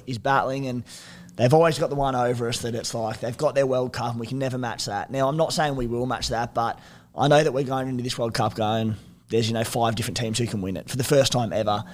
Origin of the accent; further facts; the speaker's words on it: Australia; As an Aussie